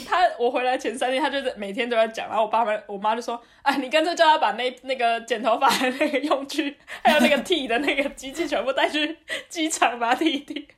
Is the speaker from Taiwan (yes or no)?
yes; Taiwan; now in Germany; 我们以前小时候在台湾吃到的水果干